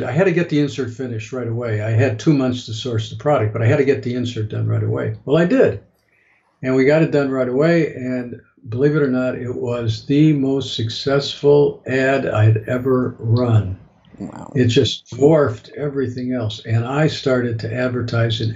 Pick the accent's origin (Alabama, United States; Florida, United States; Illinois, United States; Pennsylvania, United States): Illinois, United States; Chicago; I flew back to Chicago, which is my hometown